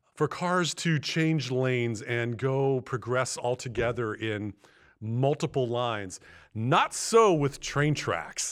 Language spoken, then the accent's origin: English; Bellingham, Washington, United States; my hometown here in Bellingham